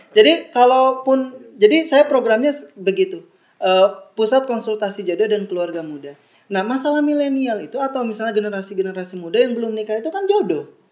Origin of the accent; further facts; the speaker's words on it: Bandung, West Java, Indonesia; Saya dari TK, lahir, SD, SMP, SMA, kuliah, S1, S2 di Bandung semua